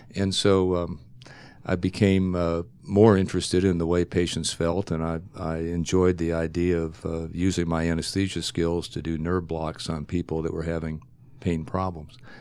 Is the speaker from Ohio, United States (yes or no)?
yes; Ohio, United States; moved away as an adult; I grew up in Ohio, went to medical school in Ohio